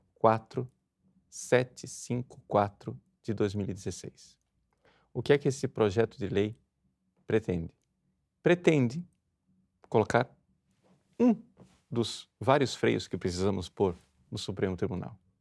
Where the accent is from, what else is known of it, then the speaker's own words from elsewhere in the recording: Brazil; nós, brasileiros